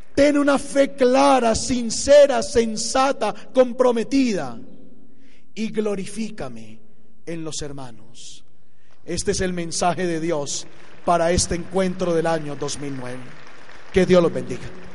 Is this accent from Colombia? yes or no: yes; Colombia; moved away; mi país